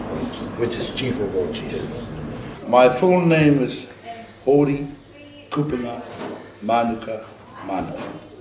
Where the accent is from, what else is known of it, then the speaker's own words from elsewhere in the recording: New Zealand; And I come from the Kaipara here. My tupuna's went right back into Waitaha.